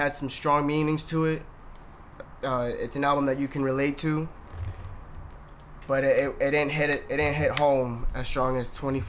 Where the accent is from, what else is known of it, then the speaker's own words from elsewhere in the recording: New York City, New York, United States; I was born in the Bronx